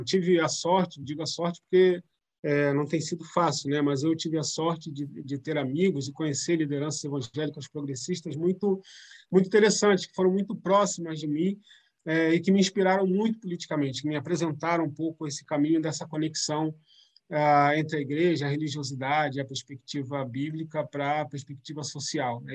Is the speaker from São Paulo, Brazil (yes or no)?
no; São Gonçalo, Rio de Janeiro, Brazil; na área onde eu cresci, é perto do, do Shopping São Gonçalo, lá perto da BR